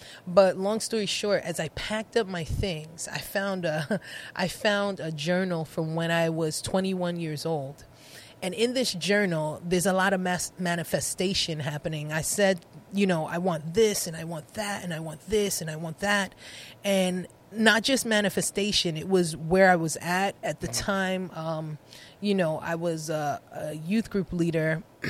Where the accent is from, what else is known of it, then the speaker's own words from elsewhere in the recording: New York City, New York, United States; moved away; also born or lived in Connecticut; Or Brooklyn, because we grew up in Brooklyn.